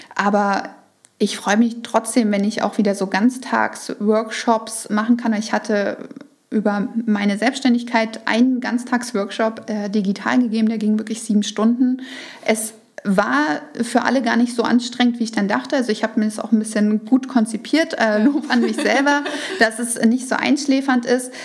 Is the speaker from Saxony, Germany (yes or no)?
yes; Saxony, Germany; ich komme ja aus Sachsen und wir hatten Sorbisch in der Schule